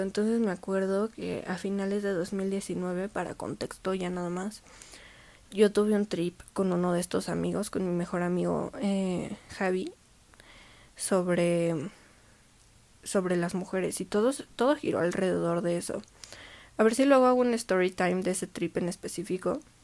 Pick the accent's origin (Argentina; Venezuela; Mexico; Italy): Mexico; yo como mujer mexicana